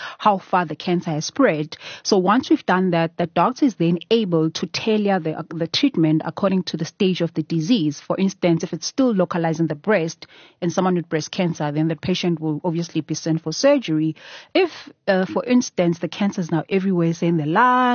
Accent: Durban, KwaZulu-Natal, South Africa; moved away as an adult; now in Johannesburg, South Africa; I was born and raised in Durban.

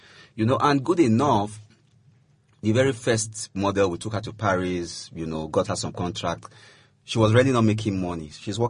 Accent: Warri, Delta, Nigeria; I'm from Delta State. I'm from a place they call Warri.

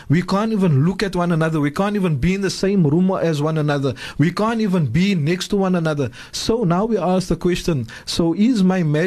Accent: South Africa; I am a South African, but first and foremost, I am a Muslim

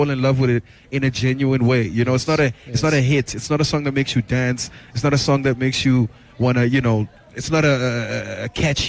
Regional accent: Tembisa, Gauteng, South Africa; also born or lived in Katlehong; I grew up partly in Tembisa and Katlehong.

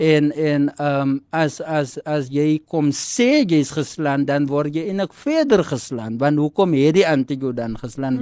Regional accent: Kenhardt, Northern Cape, South Africa; ek is van Kenard, dit is waar ek groot geword

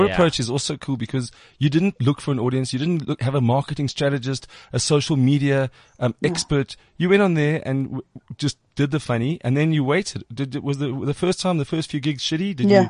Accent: Springs, Gauteng, South Africa; Now, I was born in Springs, so I think on the East Rand side of things

